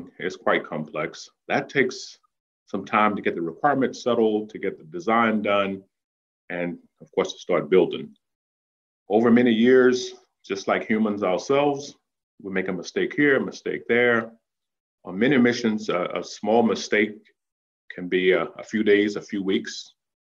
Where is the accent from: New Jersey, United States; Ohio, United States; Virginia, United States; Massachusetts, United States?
Virginia, United States; Danville; growing up in Danville